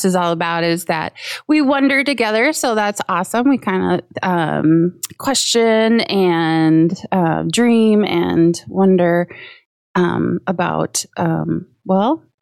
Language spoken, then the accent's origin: English; Coon Rapids, Minnesota, United States; I grew up in Coon Rapids